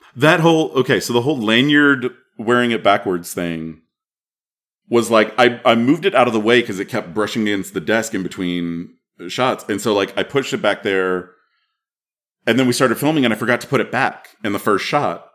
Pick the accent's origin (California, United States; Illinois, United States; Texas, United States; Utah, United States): Texas, United States; also born or lived in Madison; I'm from Texas